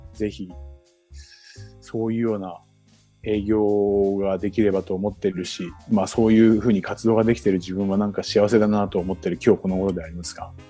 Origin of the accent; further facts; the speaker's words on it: Chiba, Japan; also born or lived in Tokyo; 僕は千葉の人間ですけど東京で仕事をしてましたから